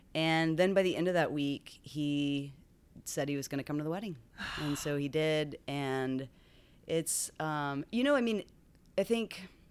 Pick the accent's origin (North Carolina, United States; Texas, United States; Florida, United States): Texas, United States; Tomball; moved away as an adult; also born or lived in Dallas, Texas; now in Washington, D.C., United States; I was born in Tomball, Texas. Okay. Which is a little outside of Houston. And then right before high school, we moved to the Dallas area